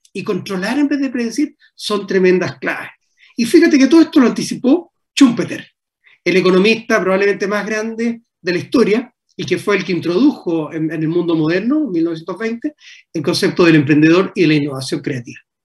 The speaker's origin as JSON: {"language": "Spanish", "country": "Chile", "also_born_or_lived": "Paris, France", "said": "como chilenos"}